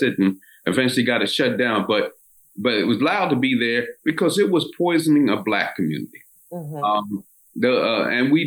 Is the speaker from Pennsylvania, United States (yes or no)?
yes; Philadelphia, Pennsylvania, United States; A formerly redlined area in South Philadelphia, which I grew up in South Philadelphia